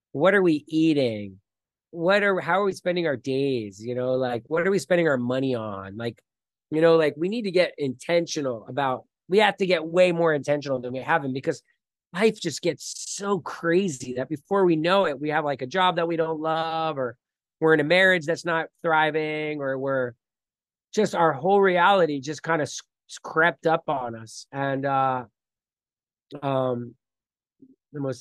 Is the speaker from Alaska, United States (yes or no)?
no; Miami, Florida, United States; now in Costa Rica; I grew up in Miami, Florida